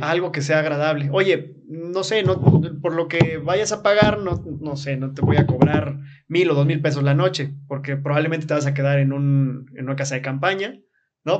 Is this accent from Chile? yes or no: no; Comitán, Chiapas, Mexico; now in Tzimol, Mexico; yo nací aquí en Comitán, me encanta Tzimol, por eso me fui a vivir allá.